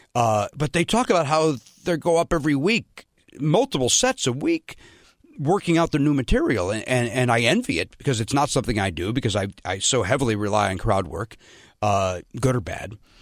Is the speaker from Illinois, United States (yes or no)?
yes; Chicago, Illinois, United States; moved away as an adult; also born or lived in Pasadena, California; I'm from Chicago.